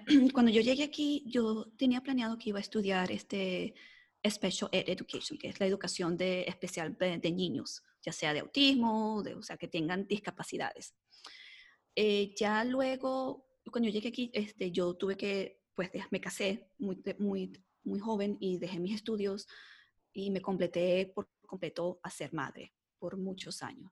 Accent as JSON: {"language": "Spanish", "country": "Mexico", "moved": "yes", "lives_now": "United States", "said": "soy de acá, de Estados Unidos, eh, mexicana, pero viviendo en Estados Unidos"}